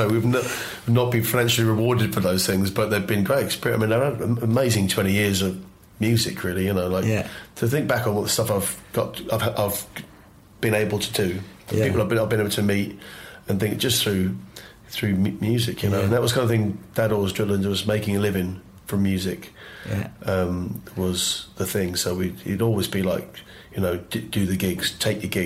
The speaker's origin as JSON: {"language": "English", "region": "London", "country": "United Kingdom", "tie": "born or raised there", "also_born_or_lived": "Twickenham", "said": "we grew up in the Irish community around West London"}